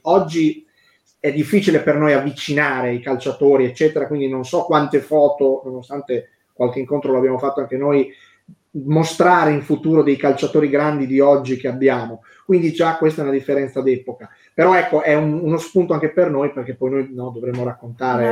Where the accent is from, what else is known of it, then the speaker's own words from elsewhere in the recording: Emilia-Romagna, Italy; sono romagnolo